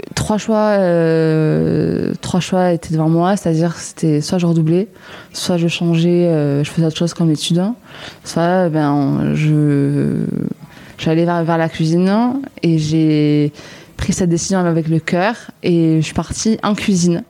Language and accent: French; Lourdes, Occitania, France; moved away as an adult; also born or lived in Nîmes; now in Marseille, France; je viens de Lourdes, dans les Hautes-Pyrénées